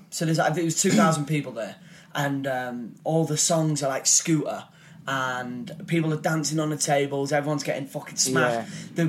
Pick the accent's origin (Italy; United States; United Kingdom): United Kingdom; on a night out again, I'm Brit abroad. I'm not cool. I get hammered.